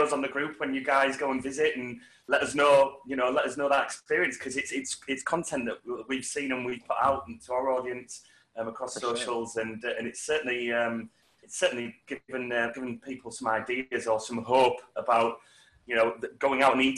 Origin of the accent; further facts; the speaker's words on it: Yorkshire and the Humber, United Kingdom; where Phil and I are from, it's so accessible because we have the ferry port in East Yorkshire in our city